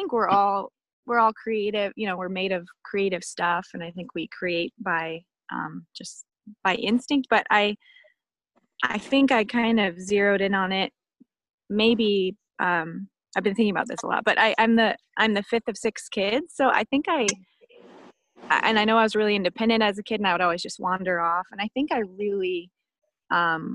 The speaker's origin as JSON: {"language": "English", "town": "Snohomish", "region": "Washington", "country": "United States", "tie": "born or raised there", "said": "I grew up on a small farm just outside Seattle, like Snohomish more specifically"}